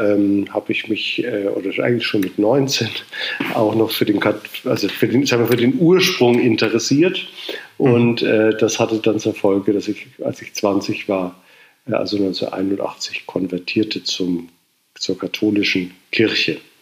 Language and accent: German; Munich, Bavaria, Germany; ich bin in München geboren und hier äh, evangelisch getauft in der Matthäuskirche am Sendlinger Torplatz